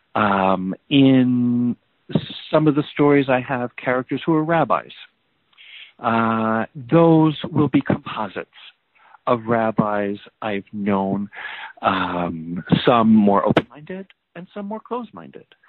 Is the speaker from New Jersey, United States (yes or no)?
yes; New Jersey, United States; moved away as an adult; also born or lived in Boston; now in California, United States; having moved away from my my family community in New Jersey, I, I lived in Boston for many years, and now I live in California